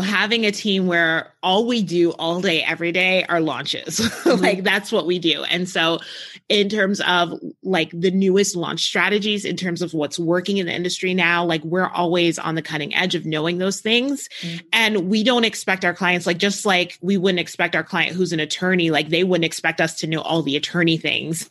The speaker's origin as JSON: {"language": "English", "region": "New Jersey", "country": "United States", "tie": "born or raised there", "moved": "yes", "lives_now": "New Mexico, United States", "said": "I grew up in New Jersey, so like I grew up around ocean"}